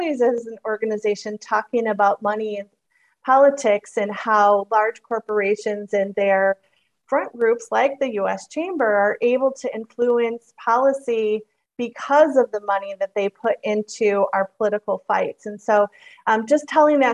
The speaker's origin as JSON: {"language": "English", "region": "Michigan", "country": "United States", "moved": "yes", "said": "I am from Michigan originally."}